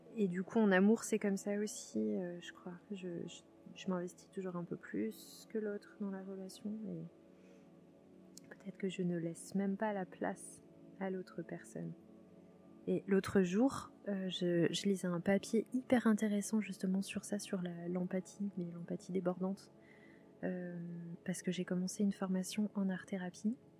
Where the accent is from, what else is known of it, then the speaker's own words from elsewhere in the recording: southern Vendée, Pays de la Loire, France; moved away; je suis dans le Marais Poitevin, sud Vendée. Et, et là, je suis vraiment chez moi, chez moi, quoi. Là où j'ai grandi